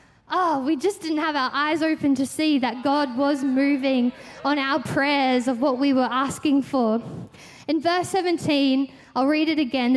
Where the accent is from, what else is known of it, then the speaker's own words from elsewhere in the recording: Victoria, Australia; we're from Victoria